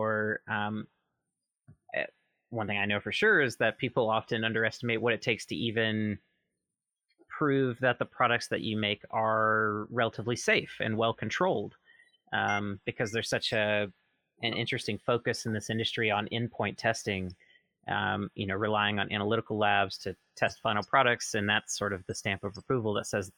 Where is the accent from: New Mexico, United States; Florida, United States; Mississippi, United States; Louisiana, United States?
Mississippi, United States; moved away; I'm originally from Mississippi